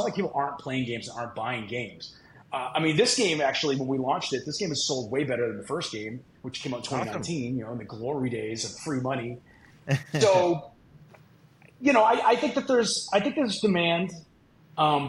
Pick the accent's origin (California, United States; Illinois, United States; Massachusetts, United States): Massachusetts, United States; Boston; I grew up in Boston, the Boston area